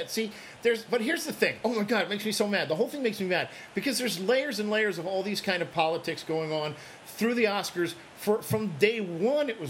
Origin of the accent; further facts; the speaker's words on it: Midwest, United States; moved away; I grew up in the Midwest